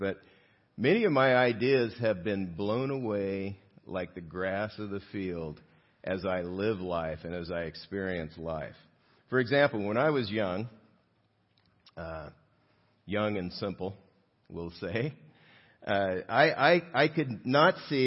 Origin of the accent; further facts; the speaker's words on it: South Gate, California, United States; I grew up in Southgate, and which is closer to downtown L.A.